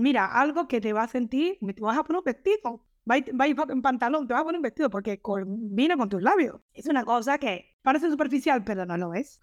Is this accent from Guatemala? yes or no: no; Cuba; moved away as an adult; now in Reus, Spain; nos casamos en el 99 y hasta el 2001 no salí de Cuba